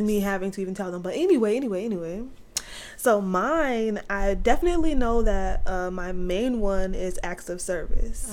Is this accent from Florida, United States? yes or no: yes; Orlando, Florida, United States; I was born in Orlando, Florida